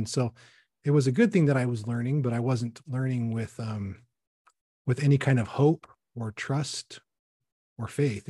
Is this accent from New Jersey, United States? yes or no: no; Salt Lake City, Utah, United States; also born or lived in Bountiful; I was raised in Utah, Salt Lake, and also Bountiful.